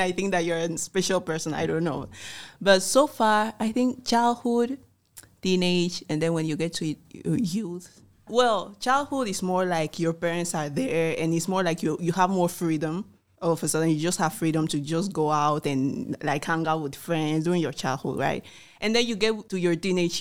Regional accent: Equatorial Guinea; from Equatorial Guinea

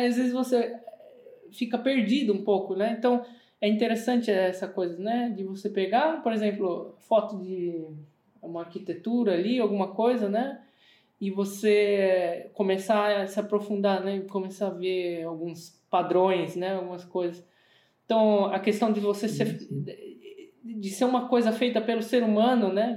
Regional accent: Brazil; moved away as an adult; now in Germany; aqui no Brasil

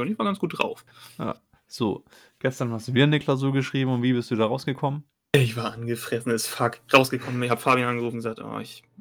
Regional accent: Hamburg, Germany; Als Hamburger Gladbach-Fan Kölsch zu trinken in Hamburg

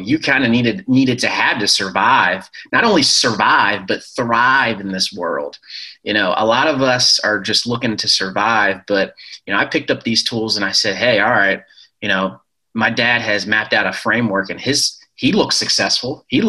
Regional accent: Ellicott City, Maryland, United States; also born or lived in Shreveport, United States / Colorado Springs, United States / Virginia, United States; I was born in Louisiana, Shreveport, and then moved to Colorado Springs where my dad taught at the Air Force Academy there. And then moved to Virginia. And then I ended up staying most of my elementary school, middle school, and high school in a town called Ellicott City, Maryland

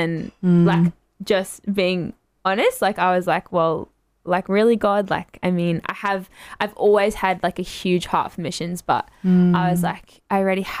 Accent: Logan, Queensland, Australia; also born or lived in Gold Coast; I grew up in Logan.

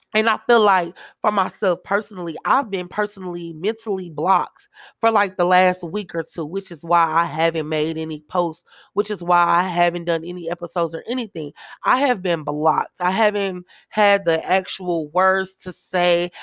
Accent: Kansas City, Missouri, United States; I am from Kansas City, Missouri

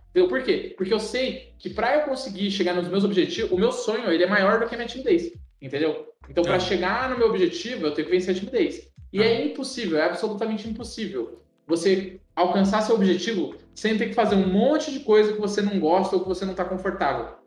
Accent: São Paulo, Brazil; Cara, eu vim, eu vim de São Paulo, capital, velho.

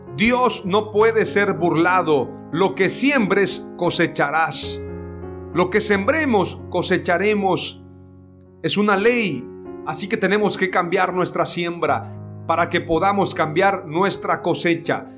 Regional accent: Mexico; nuestro país, nuestro presidente Andrés Manuel López Obrador

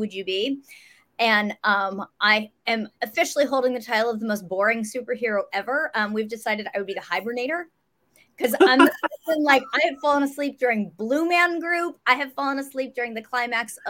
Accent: Westerville, Ohio, United States; now in Los Angeles, United States; I grew up in Central Ohio.

